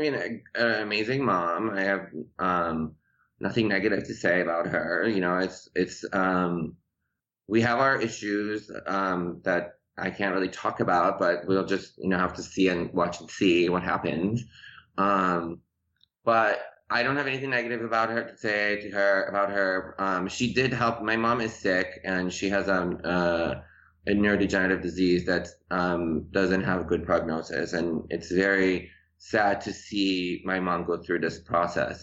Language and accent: English; Chicago, Illinois, United States; English is a second language; moved away as an adult; also born or lived in Tehran, Iran; now in Los Angeles, United States; I grew up in Chicago in the suburbs of Chicago, and then um, I moved to LA.